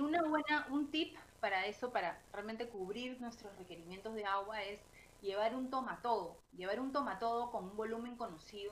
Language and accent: Spanish; Peru